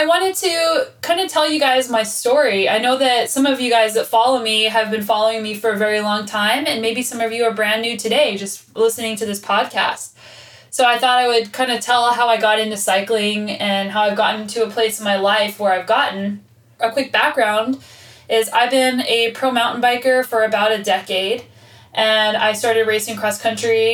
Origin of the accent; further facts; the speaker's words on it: Albuquerque, New Mexico, United States; I was born and raised in Albuquerque, New Mexico.